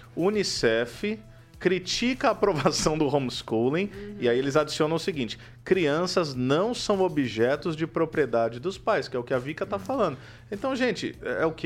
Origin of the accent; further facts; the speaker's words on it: Campo Mourão, Paraná, Brazil; Eu sou lá de Campo Mourão